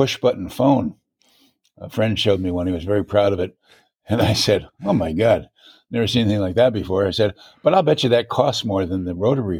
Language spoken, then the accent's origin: English; Schenectady, New York, United States; moved away as an adult; also born or lived in Richland, Washington / Rye, New York / San Jose, California; I grew up originally in Schenectady, New York, upstate New York, near Albany